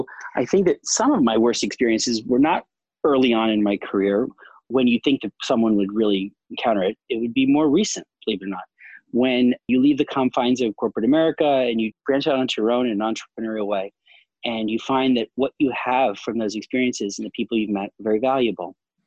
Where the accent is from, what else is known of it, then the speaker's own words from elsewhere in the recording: New York City, New York, United States; also born or lived in Charlotte, North Carolina / Florida / California / London; I'm from New York originally, New York City specifically, in Long Island. And I spent many years in North Carolina, in Charlotte, North Carolina, Florida. So I've lived all over California, some time in London.